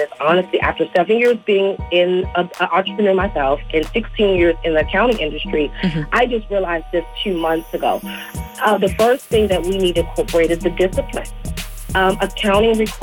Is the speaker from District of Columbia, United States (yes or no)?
yes; Washington, District of Columbia, United States; I grew up in Washington, D.C., Northeast Blair